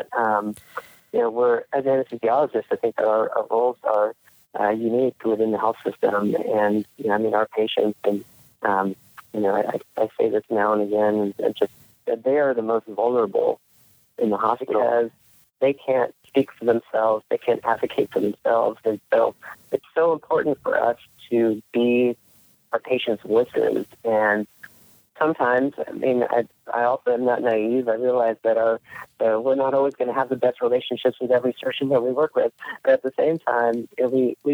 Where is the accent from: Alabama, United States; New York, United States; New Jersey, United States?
New Jersey, United States; moved away; also born or lived in Palo Alto, California; I was born in New Jersey and grew up there, for the first several years of my life